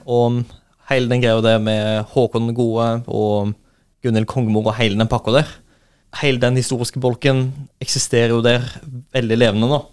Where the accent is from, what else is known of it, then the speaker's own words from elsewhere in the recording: Skudeneshavn, Rogaland, Norway; moved away; jeg kommer jo fra Skudeneshavn